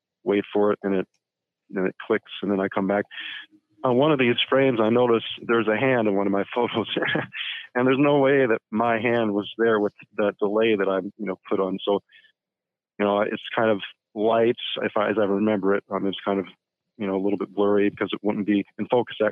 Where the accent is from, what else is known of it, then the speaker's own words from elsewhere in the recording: Florida, United States; I grew up in Florida, where there's all sorts of electrical storms